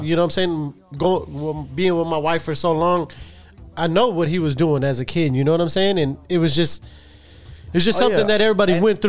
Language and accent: English; Houston, Texas, United States; I'm from Denver Harbor, so, you know what I'm saying, so we went through that shit, so we were segregated, of course, you know what I'm saying, so we was separated by tracks and on the other side of the I-10, 610 or whatever.